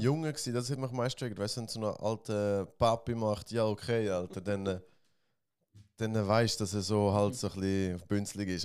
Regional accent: Switzerland; ich bin auch Schweizer

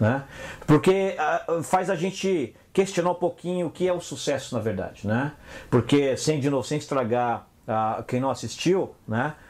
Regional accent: Brazil; moved away as an adult; also born or lived in England; eu saí do Brasil e fui trabalhar com gerente de projeto lá na Inglaterra

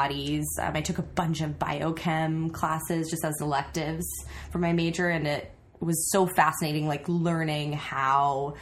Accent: Napa, California, United States; also born or lived in Sacramento; I grew up in Napa

